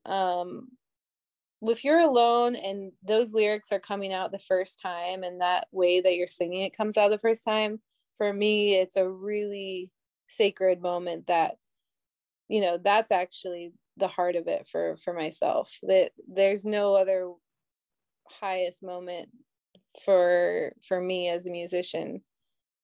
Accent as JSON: {"language": "English", "region": "Minnesota", "country": "United States", "tie": "born or raised there", "moved": "yes", "lives_now": "New York City, United States", "said": "growing up in Minnesota"}